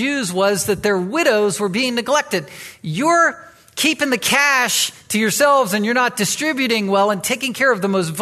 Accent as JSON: {"language": "English", "town": "Chesapeake", "region": "Virginia", "country": "United States", "tie": "born or raised there", "moved": "yes", "lives_now": "Anchorage, United States", "said": "I grew up in Virginia, in the Virginia Beach, Chesapeake area. I, as a boy, was in Chesapeake. That's where I was raised"}